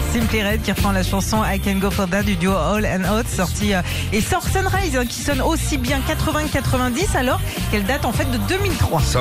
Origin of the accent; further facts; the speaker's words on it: France; chez nous en France